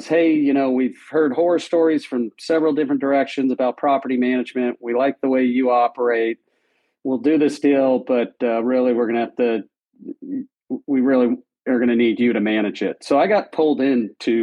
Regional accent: Southern California, United States; I grew up in Southern California and went to UC Santa Barbara

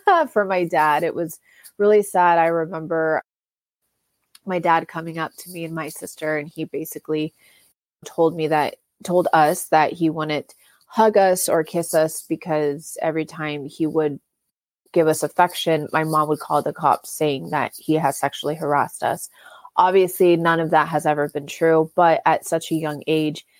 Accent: Orange County, California, United States; I grew up born and raised in Orange County.

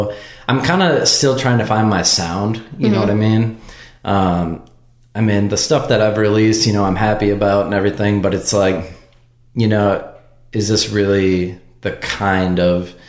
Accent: Wisconsin, United States; now in Nashville, United States

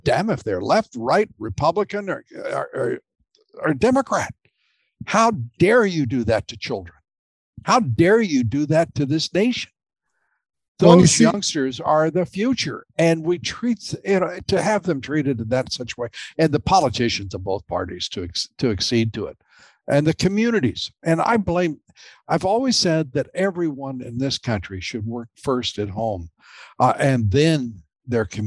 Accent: United States; I'm very proud of being an American, who came up from a working class

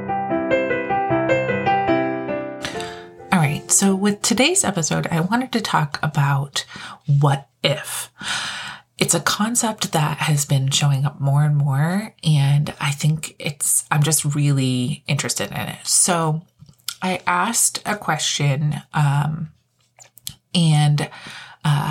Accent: Connecticut, United States; I'm originally from Connecticut, born and raised

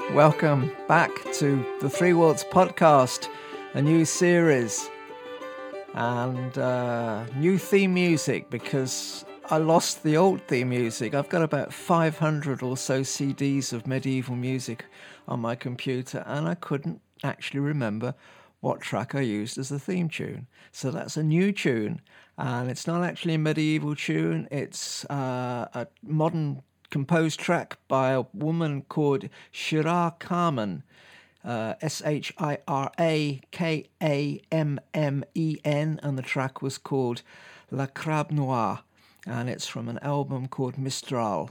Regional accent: United Kingdom; me being a Brit

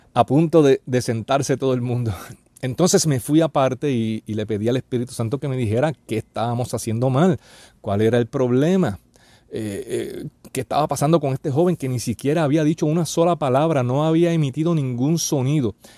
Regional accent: Puerto Rico; en mi país, aquí en Puerto Rico

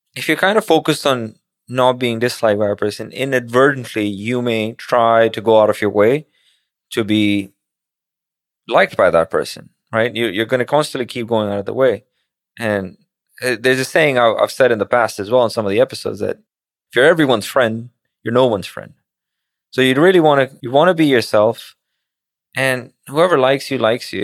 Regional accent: Pakistan; moved away; as a kid growing up in Pakistan

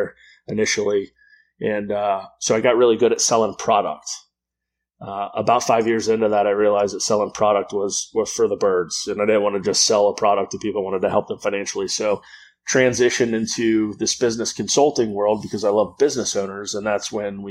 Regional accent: Florida, United States; also born or lived in Houston, Texas; I'm out of Jacksonville, Florida. I was born in Houston, Texas. I grew up here in Florida.

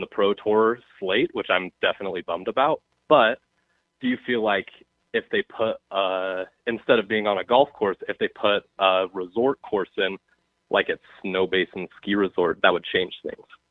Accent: Utah, United States; I'm actually from Utah

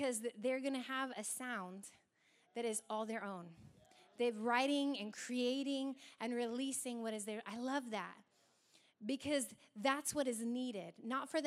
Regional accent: Hoquiam, Washington, United States; I'm from Hoquiam

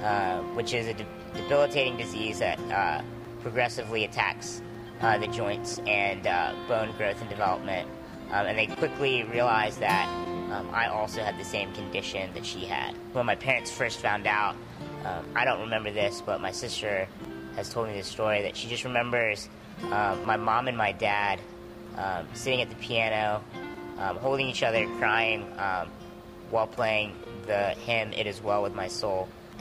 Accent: Norfolk, Virginia, United States; also born or lived in Connecticut; I was born in Connecticut, where my dad was stationed at the time. We moved to the Norfolk, Hampton Roads area when I was 4 or 5.

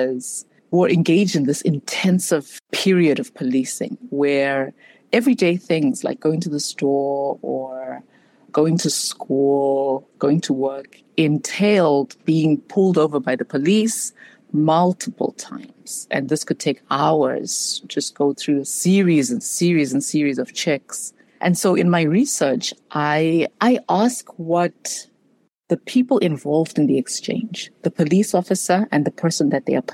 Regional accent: Zimbabwe; moved away as an adult; also born or lived in South Africa / United States; now in Chicago, United States; I was born and raised in Zimbabwe

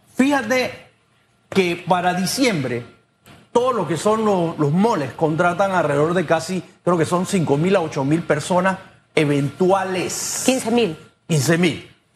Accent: Panama; yo me siento como panameño

